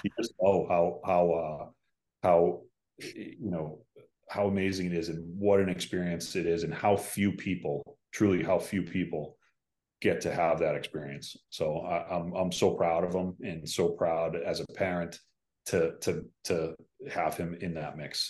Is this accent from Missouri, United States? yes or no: no; Boston, Massachusetts, United States; a Irish Catholic guy from, from Boston